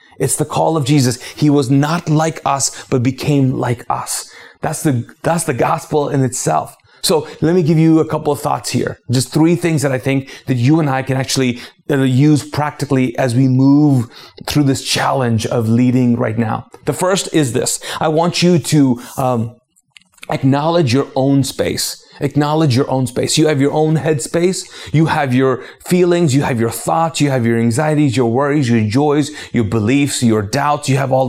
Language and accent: English; Pakistan; also born or lived in Arab world; now in United States; because I'm a Pakistani. I'm a former Muslim. I grew up in the Arab world and then I came to the States as an immigrant and then started a church in the South.